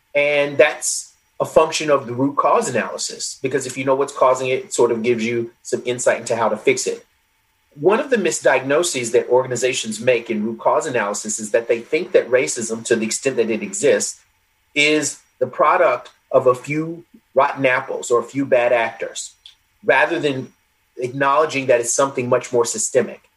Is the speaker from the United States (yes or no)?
yes; United States; also born or lived in England; being an American